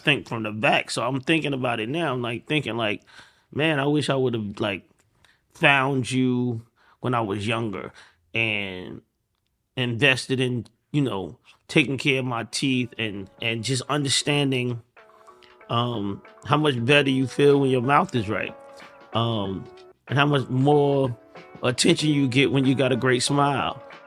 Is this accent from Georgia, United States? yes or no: yes; Atlanta, Georgia, United States; I'm from Atlanta